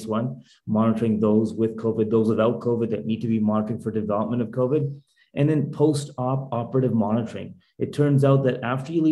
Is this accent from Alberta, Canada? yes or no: yes; Calgary, Alberta, Canada; we lived like five blocks away from each other growing up in Calgary, Alberta